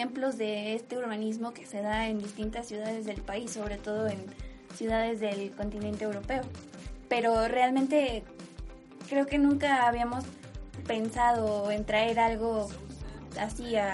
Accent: Pachuca, Hidalgo, Mexico; eh, soy originaria de aquí de Pachuca, tengo 21 años.

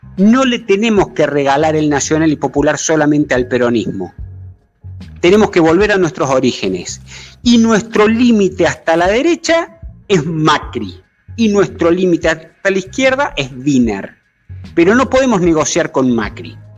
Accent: Río Negro, Argentina; yo soy renegrino, así que no soy cordobés

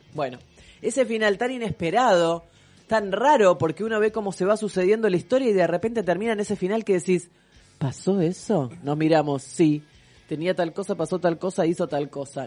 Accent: Argentina; lo vamos a decir en español, porque somos argentinos

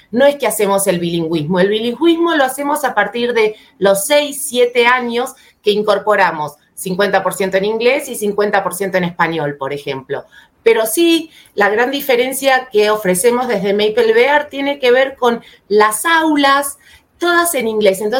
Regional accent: Argentina; moved away as an adult; now in São Paulo, Brazil; soy argentina, pero vivo hace ya dos años en Sao Paulo, Brasil

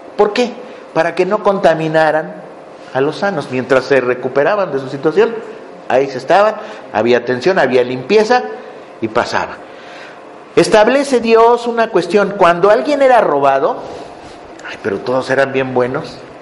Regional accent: Mexico; moved away; Yo soy mexicano

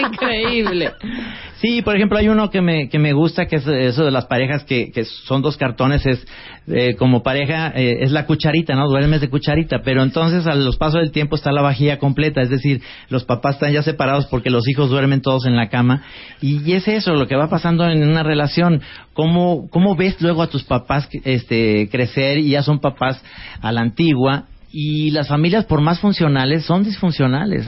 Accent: Guadalajara, Jalisco, Mexico; estudié en una escuela que era como un campo de concentración nazi con las Michelle en Guadalajara

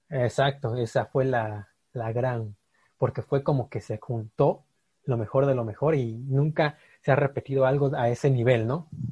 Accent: Mexico; nosotros como mexicanos

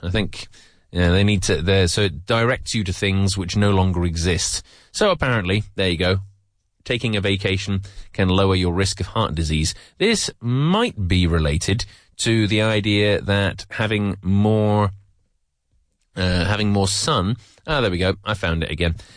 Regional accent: England, United Kingdom; I'm from England.

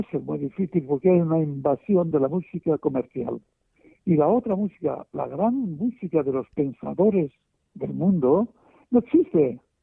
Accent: Spain; en mi país, en España

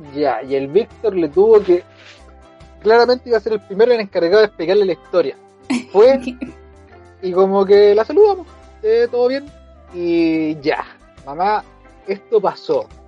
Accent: Chile; aquí los chilenos éramos bien re, buenos para el hueveo

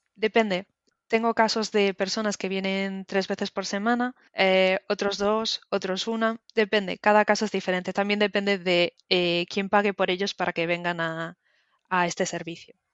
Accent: Galicia, Spain; moved away as an adult; now in London, United Kingdom; Soy de, España, eh, de Galicia

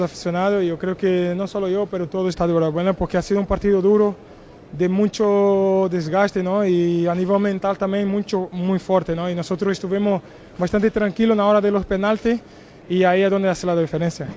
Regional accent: Brazil; Spanish is a second language; also born or lived in Portugal; now in Spain; la ciudad que nací en Brasil y donde tengo ahí toda la, mi familia

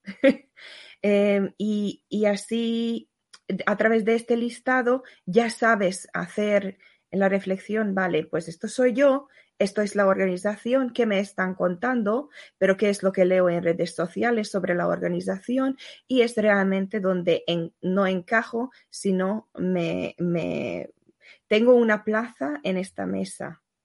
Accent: Hungary; moved away; vengo de Hungría

